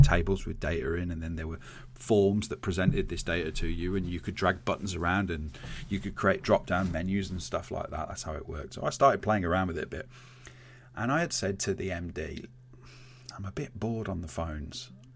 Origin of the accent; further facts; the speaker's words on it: Birmingham, West Midlands, United Kingdom; I grew up in Birmingham